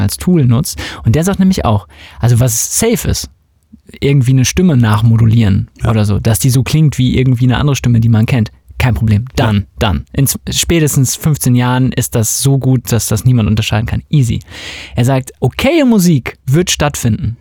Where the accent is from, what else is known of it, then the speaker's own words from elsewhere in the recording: West Germany, Germany; ich bin natürlich in Westdeutschland aufgewachsen